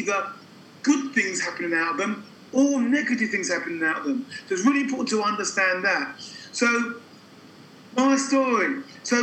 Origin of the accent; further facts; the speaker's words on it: London, United Kingdom; I was born in London.